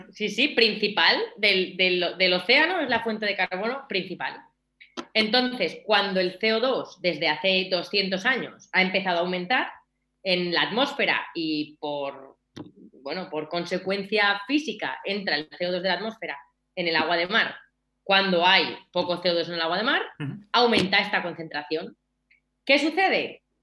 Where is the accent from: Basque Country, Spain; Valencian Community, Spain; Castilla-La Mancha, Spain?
Castilla-La Mancha, Spain; Albacete; Que yo en realidad soy de Albacete, eh, yo soy de Albacete. El jamón me lo llevo de Albacete, me lo llevaba en aquel momento de Albacete y el queso.